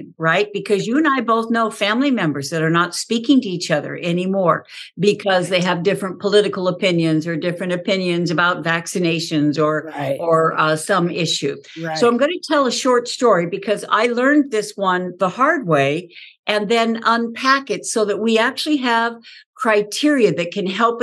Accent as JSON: {"language": "English", "region": "Southern California", "country": "United States", "tie": "born or raised there", "said": "I grew up in Southern California on a horse"}